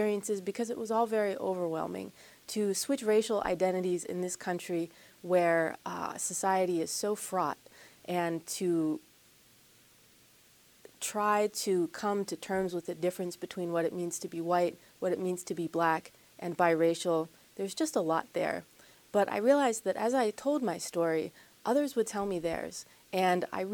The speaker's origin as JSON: {"language": "English", "town": "Wexford", "region": "Pennsylvania", "country": "United States", "tie": "born or raised there", "said": "I grew up in the North Hills in Wexford"}